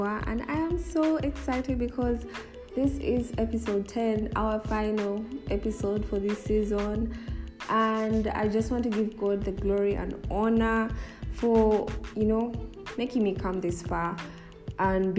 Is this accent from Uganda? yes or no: yes; Kampala, Central Region, Uganda; I grew up in the Kampala city